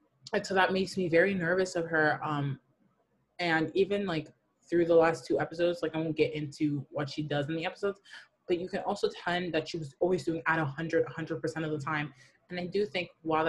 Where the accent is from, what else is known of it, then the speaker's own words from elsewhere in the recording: Burlington, Ontario, Canada; I'm from Burlington